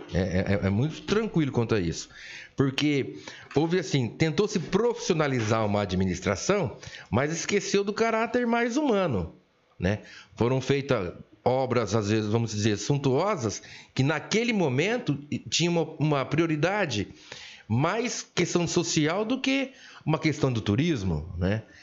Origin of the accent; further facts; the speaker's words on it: Olímpia, São Paulo, Brazil; nasci em Olímpia em 1970